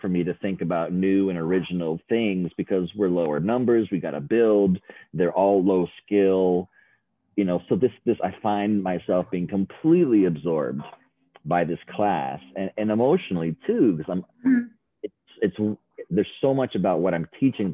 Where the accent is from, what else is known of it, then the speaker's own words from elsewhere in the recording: Seattle, Washington, United States; also born or lived in Philadelphia; I was under 2 years old and we moved from Philadelphia to Seattle.